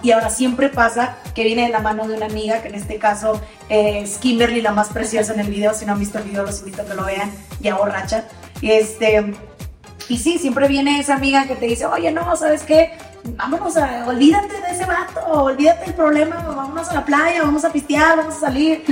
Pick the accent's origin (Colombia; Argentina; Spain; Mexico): Mexico; Matamoros, Tamaulipas; also born or lived in Texas, United States; yo soy matamorense y, soy tamaulipeca, también soy tejana porque me, crié en frontera, nacida en Estados Unidos, pero criada en México por más de 25 años